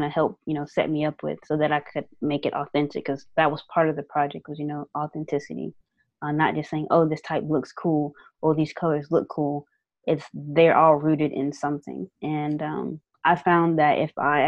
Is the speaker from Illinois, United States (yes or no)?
no; Winston-Salem, North Carolina, United States; Winston-Salem State. The university, you know, in my hometown